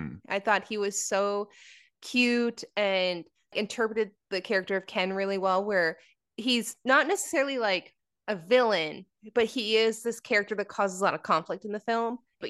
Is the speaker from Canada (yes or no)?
yes; Canada; American Girl dolls, which we didn't have because we're Canadian.